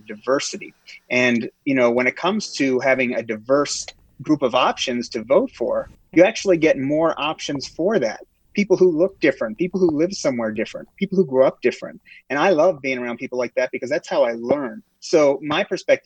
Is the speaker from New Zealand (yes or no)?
no; Canada; now in United States; I'm Canadian